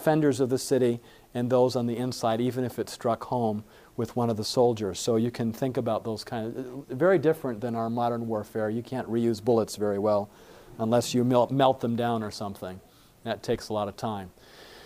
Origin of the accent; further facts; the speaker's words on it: Michigan, United States; moved away; I grew up in Michigan, up in the north where we have snow.